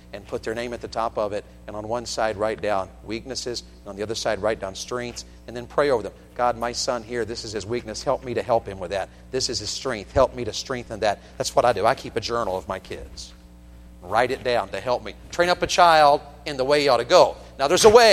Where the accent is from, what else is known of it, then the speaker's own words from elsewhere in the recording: Tennessee, United States; moved away; I'm from Tennessee